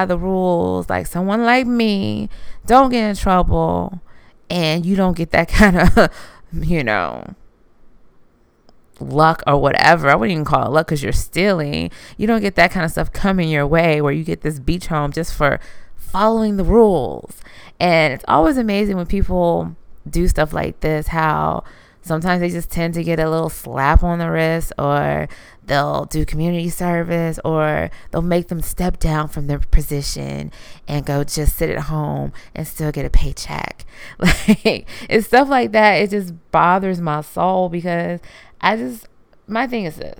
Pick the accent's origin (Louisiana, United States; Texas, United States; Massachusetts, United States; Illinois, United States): Louisiana, United States; I was born in Louisiana